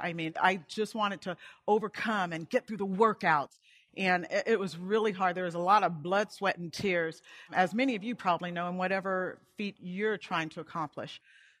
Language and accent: English; Montgomery, Alabama, United States; And we grew up in Montgomery, Alabama, at a base called Maxwell Air Force Base.